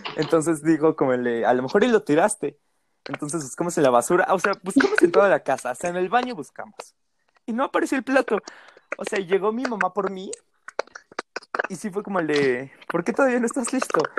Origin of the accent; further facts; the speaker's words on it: Mexico; como buena familia mexicana